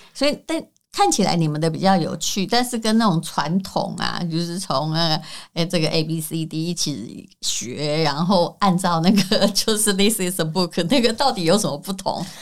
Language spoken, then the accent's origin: Chinese; Taiwan; accent: Taiwanese accent; 我有台湾腔